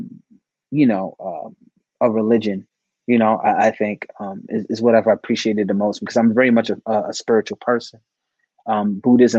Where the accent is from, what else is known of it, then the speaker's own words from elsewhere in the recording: New York City, New York, United States; as a kid growing up in the Bronx on Creston Ave, like from the hood